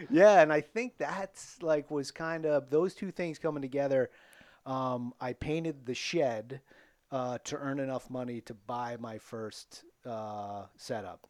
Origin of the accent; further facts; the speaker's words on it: Attleboro, Massachusetts, United States; I grew up in Attleboro, um, born in seventy-one